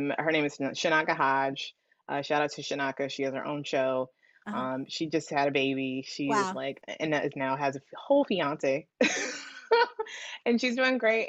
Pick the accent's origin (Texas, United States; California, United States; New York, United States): California, United States; Oakland; moved away as an adult; now in Los Angeles, United States; that was where I was born and raised